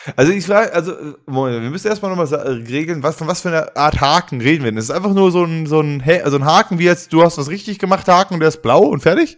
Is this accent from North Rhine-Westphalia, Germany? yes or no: yes; Duisburg, North Rhine-Westphalia, Germany; in meiner Gegend, wo ich aufgewachsen bin und lebe